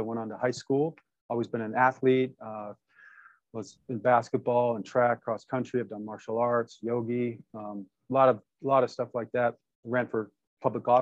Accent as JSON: {"language": "English", "town": "Detroit", "region": "Michigan", "country": "United States", "tie": "born or raised there", "said": "I was born in Detroit, Michigan, to parents fighting for the civil"}